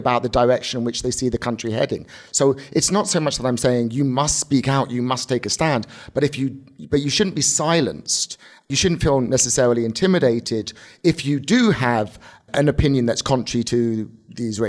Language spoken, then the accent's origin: English; United Kingdom; now in United States; growing up as in Britain and then as becoming an American Jew